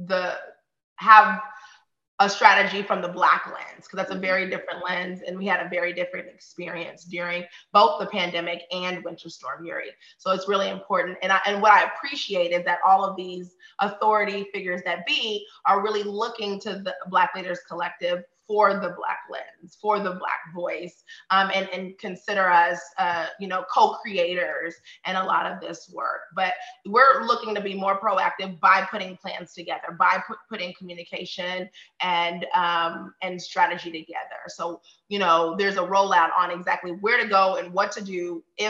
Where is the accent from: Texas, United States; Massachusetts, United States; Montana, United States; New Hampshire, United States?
Texas, United States; Austin; I was born and raised here in old East Austin to a single mom and two sisters.